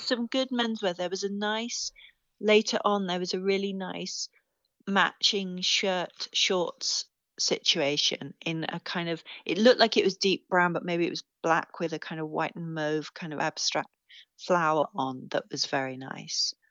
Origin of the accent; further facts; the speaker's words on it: England, United Kingdom; I'm English